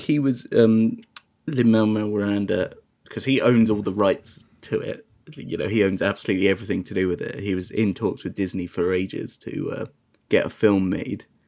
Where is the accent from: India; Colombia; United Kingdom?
United Kingdom; being British